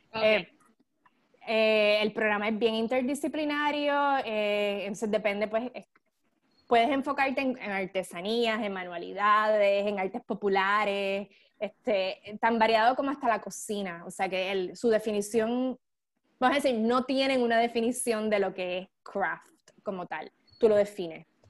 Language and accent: Spanish; Puerto Rico; moved away as an adult; also born or lived in Italy; now in San Diego, United States; yo me fui de Puerto Rico en el 2007